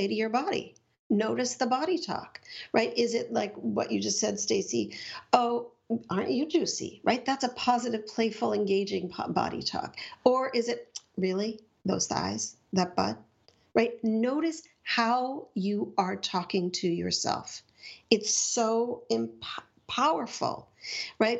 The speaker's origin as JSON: {"language": "English", "town": "Montreal", "region": "Quebec", "country": "Canada", "tie": "born or raised there", "said": "I grew up in Montreal"}